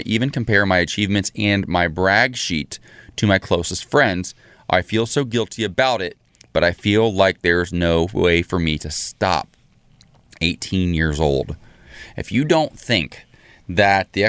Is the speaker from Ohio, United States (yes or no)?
yes; Salina, Ohio, United States; born or raised there; moved away